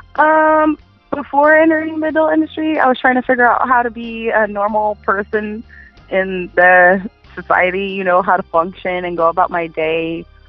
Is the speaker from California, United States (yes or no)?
yes; Inland Empire, California, United States; I'm from uh, California in the Inland Empire